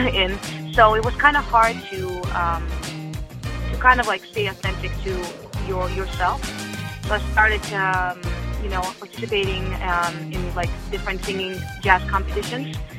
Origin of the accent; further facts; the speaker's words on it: Russia; English is a second language; moved away; I was born in Russia